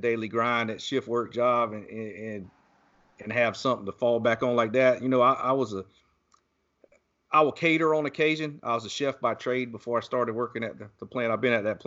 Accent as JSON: {"language": "English", "town": "St. Simons Island", "region": "Georgia", "country": "United States", "tie": "born or raised there", "moved": "yes", "said": "That's what we would do growing up in Southeast Georgia. Same thing. I was on St. Simon's Island"}